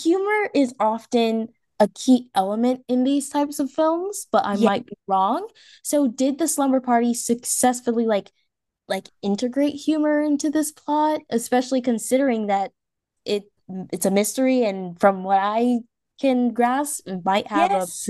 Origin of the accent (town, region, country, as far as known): Washington, District of Columbia, United States